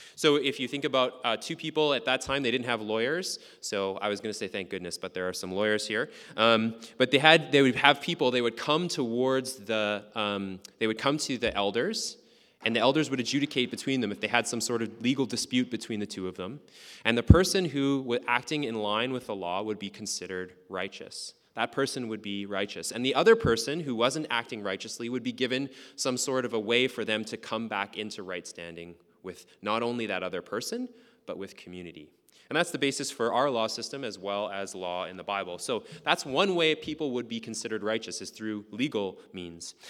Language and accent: English; Lac La Biche, Alberta, Canada; And the town that I grew up in is called Lac-la-Biche. It's in northern Alberta, really small town